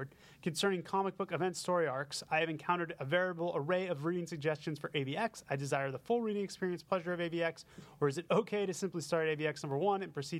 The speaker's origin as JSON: {"language": "English", "town": "Boston", "region": "Massachusetts", "country": "United States", "said": "I'm from Boston."}